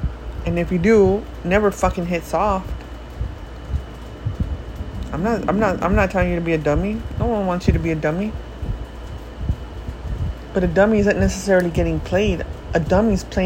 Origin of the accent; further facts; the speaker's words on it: United States; also born or lived in Mexico; I love the US.